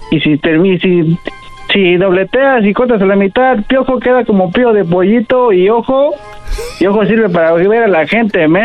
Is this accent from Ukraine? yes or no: no; Baja California, Mexico; De, Baja California.